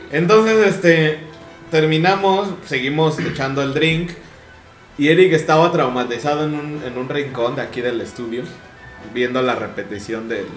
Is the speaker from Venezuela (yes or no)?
no; Mexico; nosotros somos de México